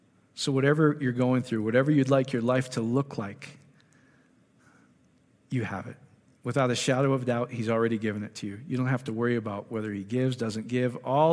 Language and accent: English; Iowa, United States; So I'm slow from Iowa, but I finally get it.